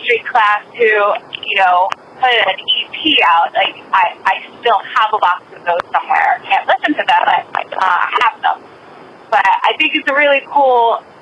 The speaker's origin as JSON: {"language": "English", "town": "Marlton", "region": "New Jersey", "country": "United States", "lives_now": "Clifton, United States", "said": "I'm from Marlton, currently Clifton"}